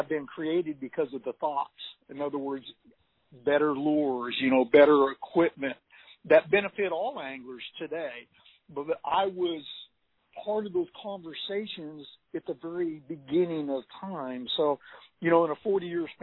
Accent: Northern California, United States; moved away as an adult; now in Texas, United States; I was just a young teenager born and raised in Northern California

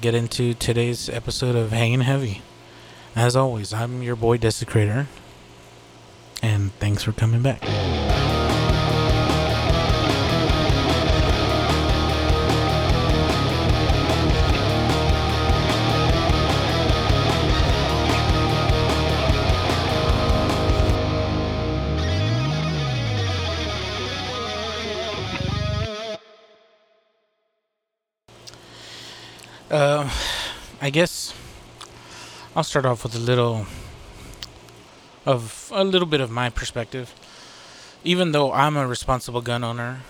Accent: Texas, United States; I'm from Texas

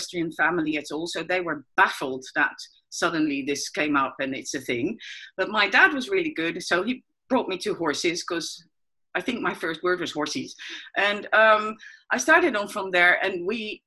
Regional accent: Netherlands; I'm from the Netherlands

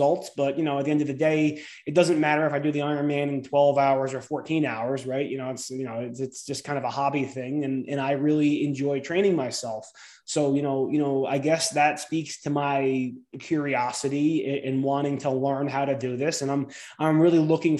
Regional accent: New Jersey, United States; growing up in New Jersey, going to the ocean all the time

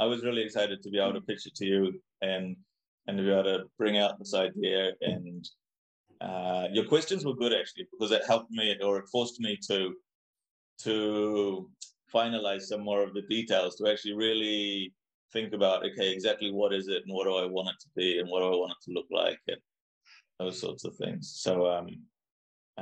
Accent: New Zealand; also born or lived in England; now in Spain; I'm from New Zealand, but I live now in Spain

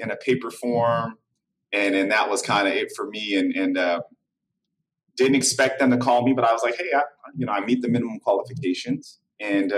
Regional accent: Vallejo, California, United States; I grew up in Vallejo

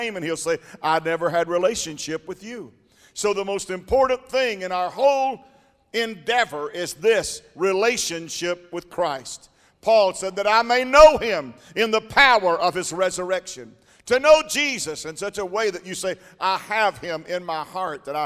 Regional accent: United States; we're Americans

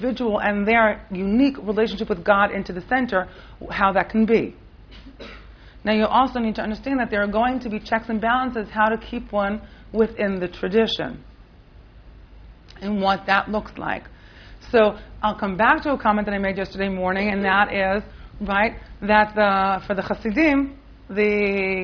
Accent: Rehovot, Central District, Israel; now in Jerusalem, Israel; I grew up right in Rehovot and then in Yerushalayim my whole adult life

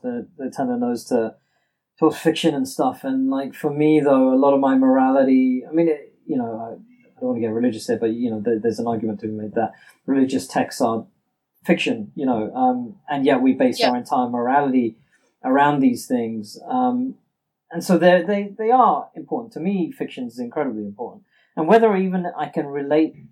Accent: India; me being Indian

